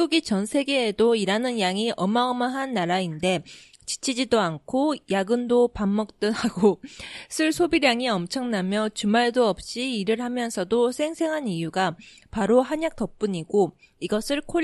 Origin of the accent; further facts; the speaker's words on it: Japan; also born or lived in South Korea; 私、韓国生まれ、日本育ち、わったかたしてきた韓国人の